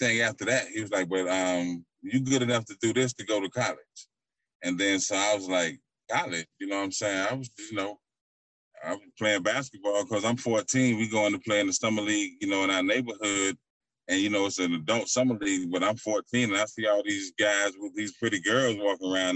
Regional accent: St. Petersburg, Florida, United States; I'm from St. Pete

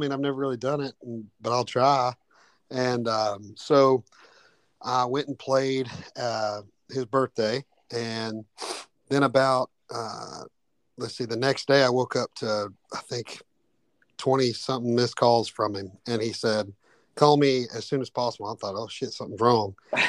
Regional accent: Cleveland, Tennessee, United States; I was working a job out in Cleveland, Tennessee, where I'm from, and it's my hometown.

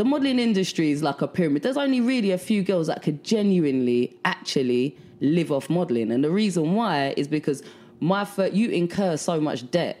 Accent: London, United Kingdom; moved away as an adult; now in New York, United States; I'm from London. I'm from South London.

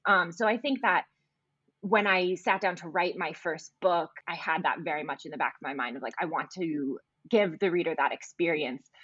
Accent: Midwest, United States; I'm from the Midwest

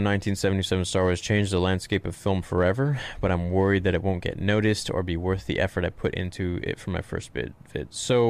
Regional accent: Romania; English is a second language; I'm from Romania.

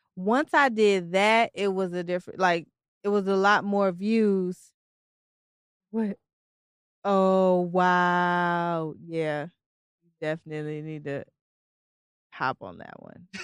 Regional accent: Tennessee, United States; also born or lived in Detroit, Michigan; now in Virginia, United States; even though I'm from Detroit, I was raised in Tennessee

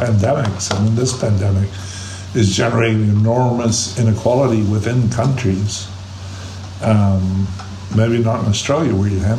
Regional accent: Scotland, United Kingdom; now in United States; I grew up in Scotland

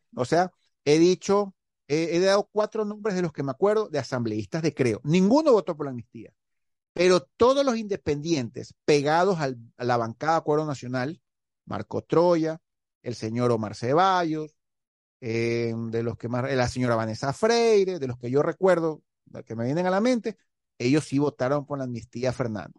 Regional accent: Guayaquil, Guayas, Ecuador; como ecuatoriano, como monito aquí de Guayaquil

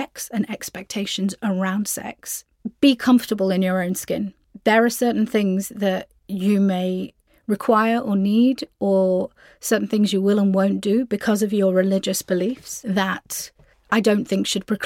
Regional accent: United Kingdom; I am British Pakistani Muslim

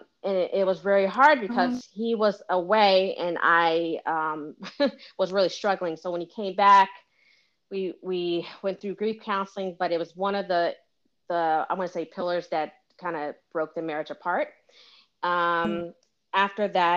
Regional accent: Philadelphia, Pennsylvania, United States; moved away as an adult; also born or lived in Washington, District of Columbia, United States; I'm originally from Philadelphia.

